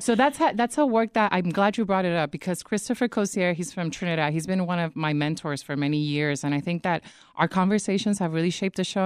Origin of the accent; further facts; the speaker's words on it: Puerto Rico; moved away; I grew up in the Caribbean, I grew up in Puerto Rico